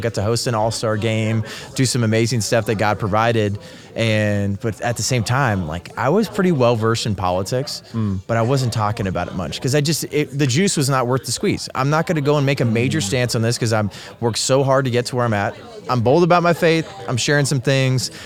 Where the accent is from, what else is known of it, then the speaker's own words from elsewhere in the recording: Bay Area, California, United States; moved away as an adult; also born or lived in Rancho Cucamonga, California / San Jose, California; now in Arizona, United States; moved up to San Jose because I was born in the Bay Area